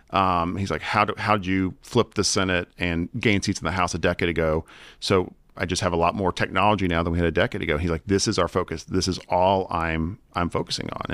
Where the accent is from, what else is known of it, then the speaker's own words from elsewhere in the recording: Virginia, United States; I'm from Virginia.